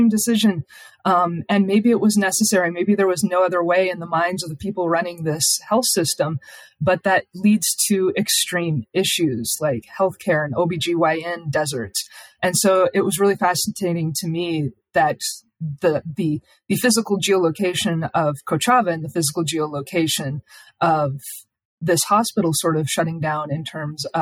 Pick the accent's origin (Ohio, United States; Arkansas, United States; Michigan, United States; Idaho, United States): Idaho, United States; Idaho is my home state